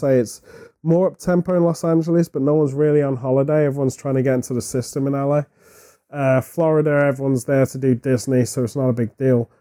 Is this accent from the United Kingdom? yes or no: yes; United Kingdom; as a British person